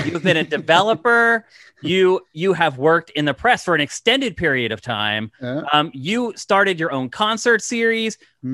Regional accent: East Coast, United States; moved away as an adult; now in California, United States; I'm from the East Coast as well

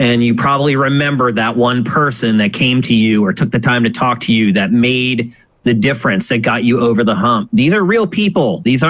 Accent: Pennsylvania, United States; I grew up in Pennsylvania.

